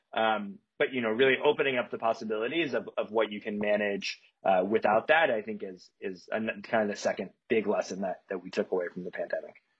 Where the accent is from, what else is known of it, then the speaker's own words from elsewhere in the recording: a couple hours south of Chicago, rural Illinois, United States; also born or lived in Evanston, Illinois; I grew up in Chicago uh, but a couple hours south of Chicago in the in the, the cornfields of Illinois, kind of the middle of nowhere